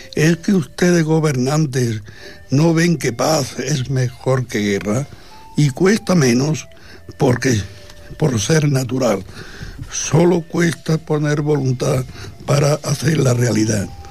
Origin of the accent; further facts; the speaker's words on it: Spain; todos somos españoles